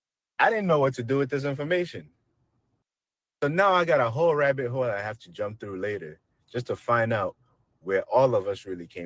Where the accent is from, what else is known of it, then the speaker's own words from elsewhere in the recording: Nigeria; He's like, hell no, I'm Nigerian.